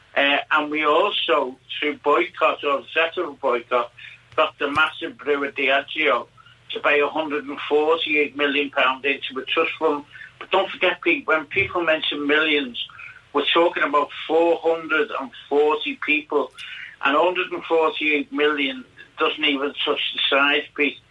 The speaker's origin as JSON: {"language": "English", "town": "Liverpool", "region": "North West England", "country": "United Kingdom", "tie": "born or raised there", "moved": "yes", "lives_now": "Fuerteventura, Spain", "said": "I was brought up in Liverpool, late in Lodge Lane, in Soxton"}